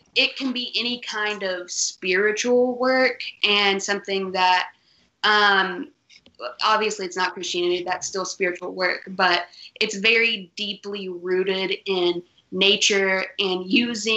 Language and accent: English; Paintsville, Kentucky, United States; now in Lexington, United States; I am living in Lexington, Kentucky now, but I'm from Paintsville originally.